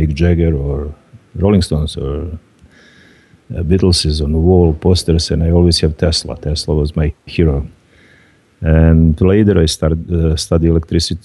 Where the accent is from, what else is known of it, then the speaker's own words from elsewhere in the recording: Croatia; moved away; also born or lived in Lika; I'm Serb from Croatia